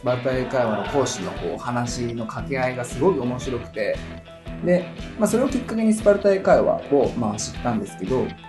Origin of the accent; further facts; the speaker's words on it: Nagano, Japan; 出身は長野県です。